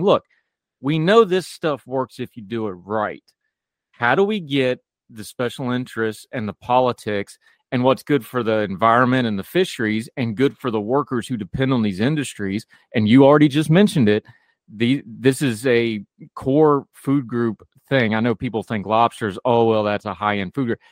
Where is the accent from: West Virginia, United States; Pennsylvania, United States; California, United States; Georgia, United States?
West Virginia, United States; I grew up in the woods. I grew up in West Virginia